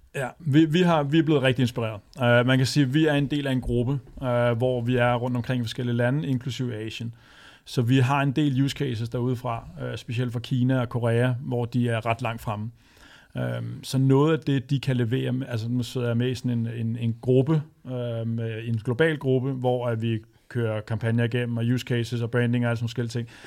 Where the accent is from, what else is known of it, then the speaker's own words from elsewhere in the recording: Vestegnen, Capital Region of Denmark, Denmark; jeg er født og opvokset på Vestegnen